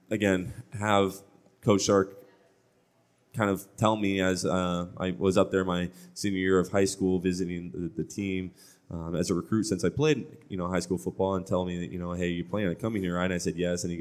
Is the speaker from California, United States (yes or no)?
yes; Orange, California, United States; I come from Orange Lutheran um, you know I, I played private you know Lutheran school